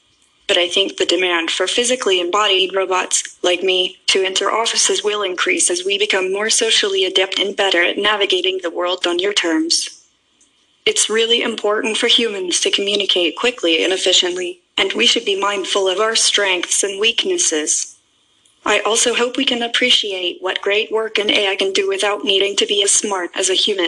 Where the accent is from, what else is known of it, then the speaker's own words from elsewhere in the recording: Hong Kong; I'm from Hong Kong. So I suppose that I know dim sum.